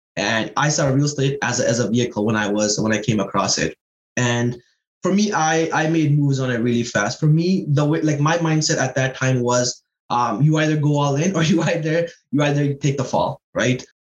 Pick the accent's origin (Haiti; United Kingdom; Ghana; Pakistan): Pakistan; now in Toronto, Canada; I'm originally from Pakistan. Um, came here in 2009.